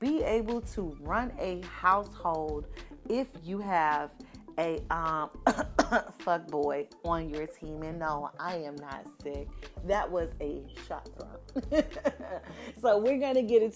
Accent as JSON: {"language": "English", "region": "Florida", "country": "United States", "said": "the godmother of us baddies from Florida"}